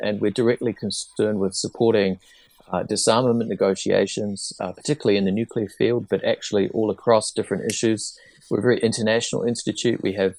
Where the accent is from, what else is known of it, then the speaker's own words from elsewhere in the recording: New Zealand; As you can probably hear, I'm not another American. I'm from New Zealand. Many years ago, I was a New Zealand diplomat